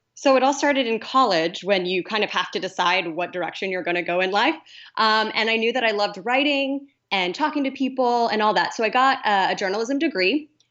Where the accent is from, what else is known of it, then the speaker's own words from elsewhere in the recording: Kansas, United States; moved away as an adult; also born or lived in Columbia, Missouri / Portland, Oregon; now in Los Angeles, United States; I'm originally from Kansas